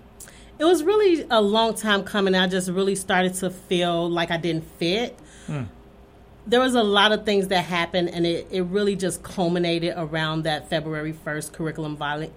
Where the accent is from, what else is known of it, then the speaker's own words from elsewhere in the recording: Chicago, Illinois, United States; moved away as an adult; also born or lived in California / Florida; now in Sun Prairie, United States; So I'm originally from Chicago. I didn't want to move back to Chicago, especially raising an African-American son. So I had a sister that stayed here in Sun Prairie. So I relocated here to Sun Prairie. And so we've kind of been here since then.